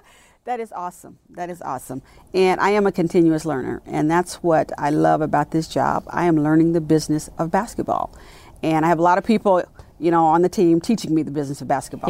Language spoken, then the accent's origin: English; Richmond, California, United States; born or raised there; moved away as an adult; also born or lived in Birmingham, Alabama; now in Dallas, United States